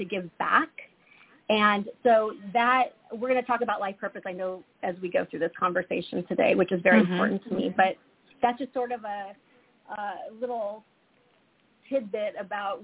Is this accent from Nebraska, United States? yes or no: yes; Lincoln, Nebraska, United States; also born or lived in Omaha, Nebraska; I was born and raised in Nebraska, so I'm a Midwest girl at heart. I was born in Omaha. I was raised in Lincoln